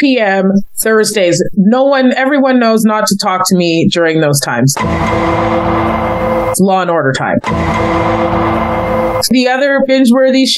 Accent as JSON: {"language": "English", "town": "Kitchener", "region": "Ontario", "country": "Canada", "tie": "born or raised there", "also_born_or_lived": "Toronto", "said": "growing up in Kitchener-Waterloo"}